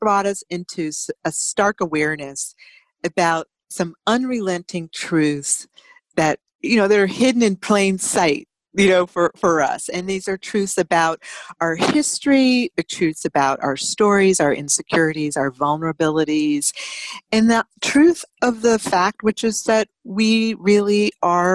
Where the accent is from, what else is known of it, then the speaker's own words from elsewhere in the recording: United States; ourselves as American